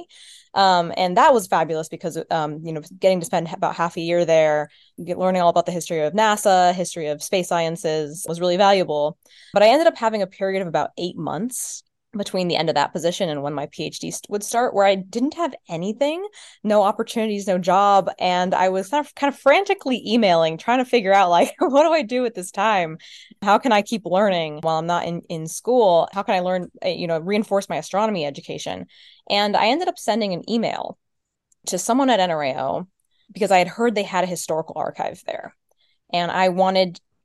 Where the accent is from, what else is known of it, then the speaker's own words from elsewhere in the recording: Florida, United States; I'm from Florida.